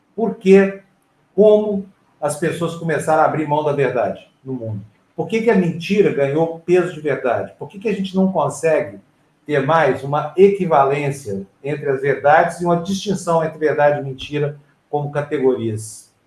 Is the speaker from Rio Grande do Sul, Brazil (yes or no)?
no; Uberlândia, Minas Gerais, Brazil; eu sou de Uberlândia